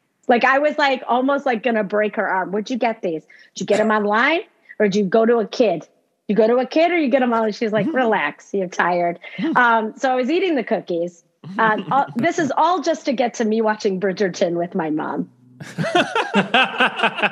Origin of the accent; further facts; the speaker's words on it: Chicago, Illinois, United States; I grew up in Chicago